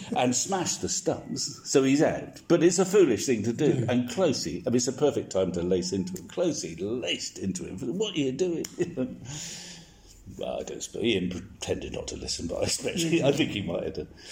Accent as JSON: {"language": "English", "area": "South Somerset", "region": "South West England", "country": "United Kingdom", "tie": "born or raised there", "moved": "as an adult", "lives_now": "Devon, United Kingdom", "said": "I was a, uh, a, farmer's son from Somerset, South Somerset"}